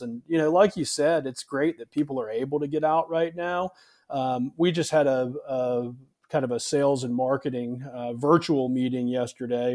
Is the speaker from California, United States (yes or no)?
no; Charleston, South Carolina, United States; I grew up here in South Carolina in the Charleston area